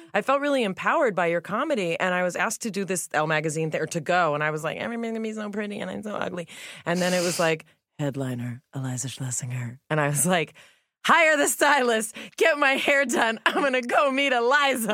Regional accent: Los Angeles, California, United States; I grew up in the Melrose Fairfax area here in L

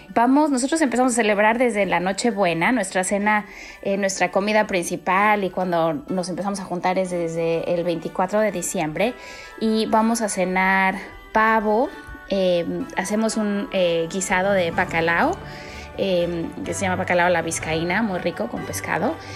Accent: Mexico City, Mexico; moved away as an adult; now in Boston, United States; yo nací y crecí en la Ciudad de México. Ya tengo casi 12 años en Estados Unidos

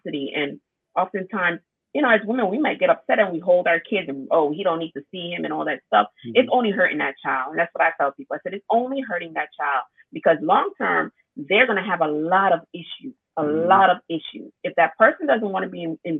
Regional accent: Jamaica; moved away; I was raised in Jamaica with my grandmother and my four uncles

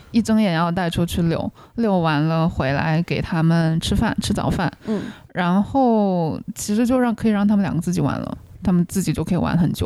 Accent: China; also born or lived in Chicago; now in United States; 以前在大陆家里的时候，家里有养狗

